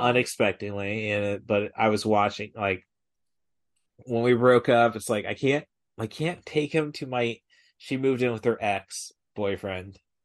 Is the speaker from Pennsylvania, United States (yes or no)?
no; Peoria, Illinois, United States; I'm from Peoria, the biggest market for Bob and Tom